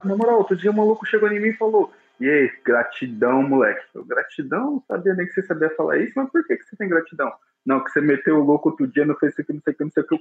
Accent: São Paulo, Brazil; eu sou de São Paulo. Nasci nascido e criado aqui no meio da favela

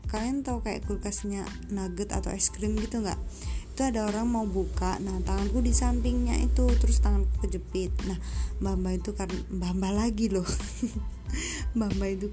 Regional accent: Malang, East Java, Indonesia; now in Kediri, Indonesia; perantauan aku orang Malang nih tapi aku tinggal kerja di Kediri di Jawa Timur tapi agak jauh juga sih jadi merantau

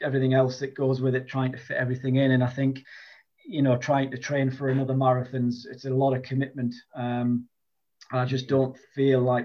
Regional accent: Durham, North East England, United Kingdom; I'm from the northeast of England. I'm from Durham. I've lived here all my life.

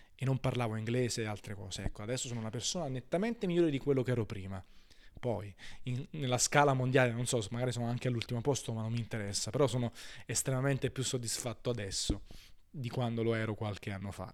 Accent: Naples, Campania, Italy; Io parlo sempre di Napoli perché sono napoletano

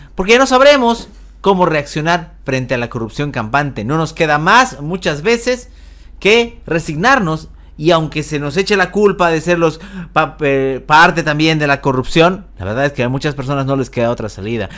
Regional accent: Bolivia; como bolivianos

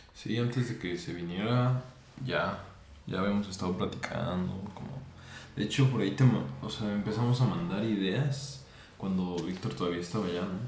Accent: Morelia, Michoacán, Mexico; soy de aquí de Morelia.

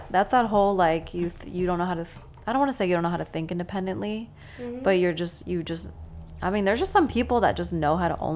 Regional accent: Bucks County, Pennsylvania, United States; now in Philadelphia, United States; I'm a Philly native, but, you know, that's just been the last 10 years of my life. I'm actually from Bucks County

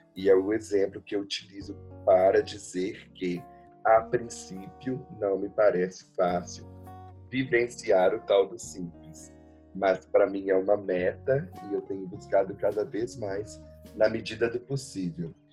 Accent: São Gonçalo do Rio Abaixo, Minas Gerais, Brazil; now in São Paulo, Brazil; eu fui criado no interior, né, em São Gonçalo do Rio Abaixo

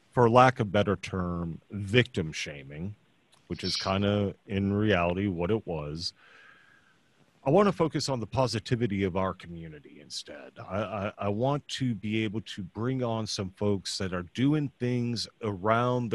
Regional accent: Austin, Texas, United States; also born or lived in San Antonio / New Braunfels; now in Houston, United States; I'm a Texan

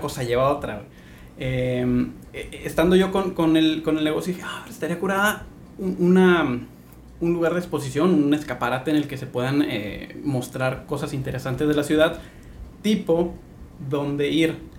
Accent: Tijuana, Baja California, Mexico; now in Ensenada, Mexico; Soy de Tijuana, tengo 12 años acá.

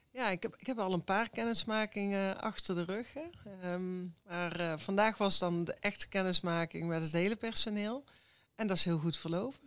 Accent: Eindhoven, North Brabant, Netherlands; ik ben ook geboren in Eindhoven. Ja, ik kom uit een echt uh, Brabants gezin.

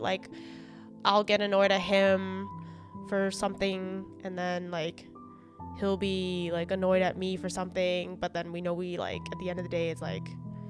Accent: Mississauga, Ontario, Canada; We grew up in Mississauga, group of Chinese kids.

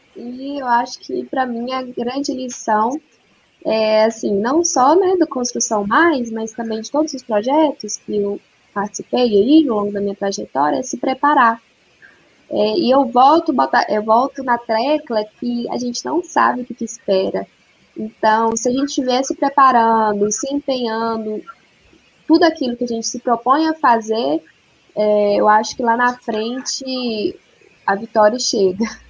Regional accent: Nanuque, Minas Gerais, Brazil; eu estava na minha cidade, em Nanuque, eu sou de Nanuque

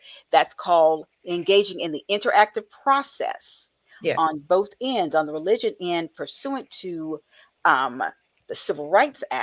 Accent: the South, United States; growing up in the South

